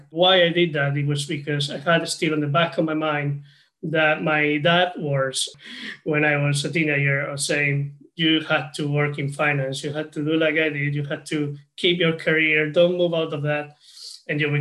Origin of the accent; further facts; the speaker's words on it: Spain; now in United Kingdom; I'm originally from Spain, and I'm currently living in the UK